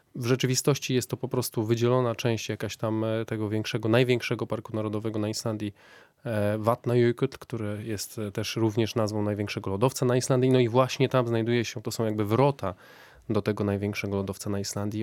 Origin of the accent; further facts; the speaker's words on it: Wrocław, Lower Silesian Voivodeship, Poland; moved away as an adult; also born or lived in Iceland; ja pochodzę z Wrocławia, więc jestem taki, takim trochę e, mieszczuchem.